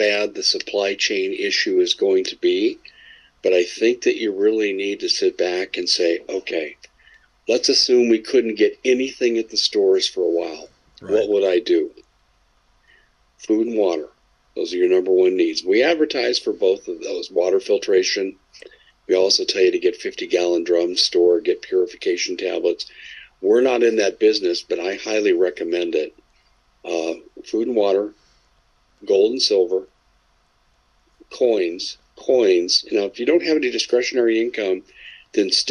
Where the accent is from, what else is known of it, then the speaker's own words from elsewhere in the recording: Panama; I'm from Panama